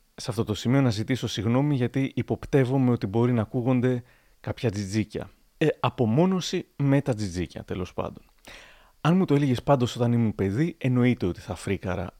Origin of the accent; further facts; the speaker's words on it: Thessaloniki, Central Macedonia, Greece; moved away as an adult; now in Chalkidiki, Greece; εγώ που τόσο λάτρευα την πόλη μου, τη Θεσσαλονίκη